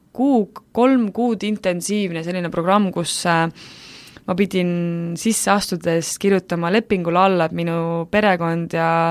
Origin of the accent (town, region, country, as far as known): Estonia